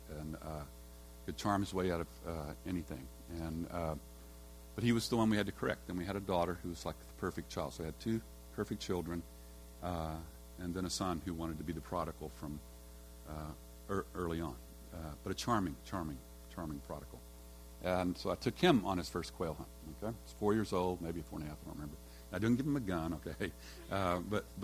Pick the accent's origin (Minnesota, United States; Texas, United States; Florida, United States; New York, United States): Texas, United States; When I was raised in Texas, and you know, in Texas we all love to hunt and shoot guns